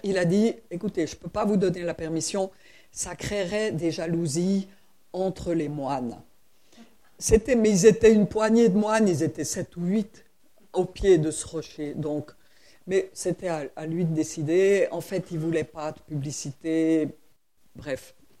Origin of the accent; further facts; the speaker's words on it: Switzerland; je suis suisse